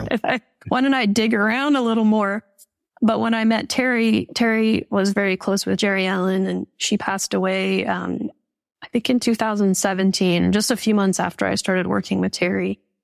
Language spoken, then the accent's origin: English; Calgary, Alberta, Canada; growing up in Calgary, Canada